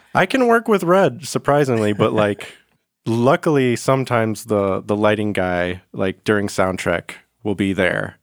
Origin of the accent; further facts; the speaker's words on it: Macomb County, Michigan, United States; I grew up on, like, the, like, Macomb County